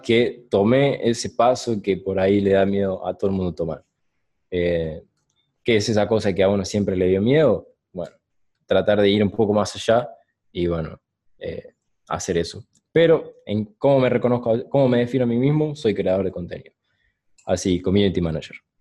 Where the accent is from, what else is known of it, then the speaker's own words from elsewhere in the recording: Córdoba, Argentina; also born or lived in San Martín, Buenos Aires / Oliva, Córdoba; Yo soy de Buenos Aires, San Martín. Sí. Me mudé a los ocho años a Córdoba y a Córdoba, Cativo específicamente, un pueblo del interior, durante, y ahí viví, durante 10, 11 años.